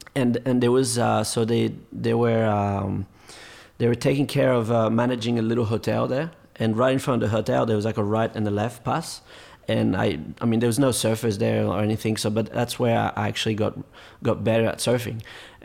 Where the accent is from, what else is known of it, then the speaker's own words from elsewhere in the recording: France; English is a second language; Yeah, well, some of the events, I think I wasn't really allowed to surf in them as a French kid